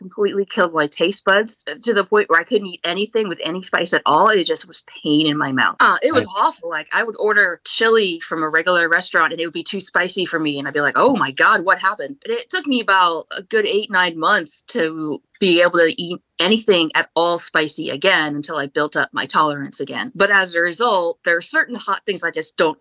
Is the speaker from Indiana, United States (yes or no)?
yes; Indiana, United States; moved away as an adult; now in Raleigh, United States; I grew up in Indiana, very, very rural area where it's meat and potatoes and black pepper is too spicy.